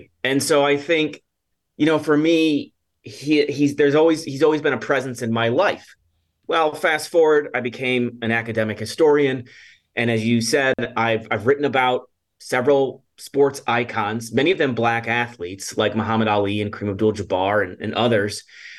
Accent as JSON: {"language": "English", "town": "Chicago", "region": "Illinois", "country": "United States", "tie": "born or raised there", "said": "I grew up in the suburbs of Chicago in the 1980s and 1990s."}